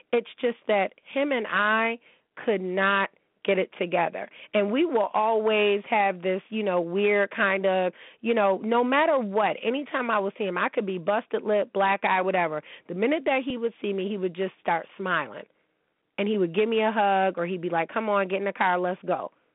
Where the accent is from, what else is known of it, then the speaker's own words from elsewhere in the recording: United States; I'm American.